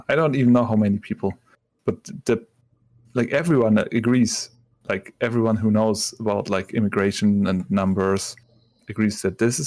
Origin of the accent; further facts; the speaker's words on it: Konstanz, Baden-Württemberg, Germany; English is a second language; moved away; I grew up in Constance, and in our house there was a Turkish family